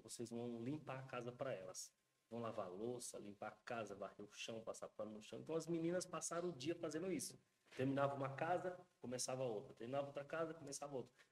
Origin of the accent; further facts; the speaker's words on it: Brazil; nós que somos brasileiros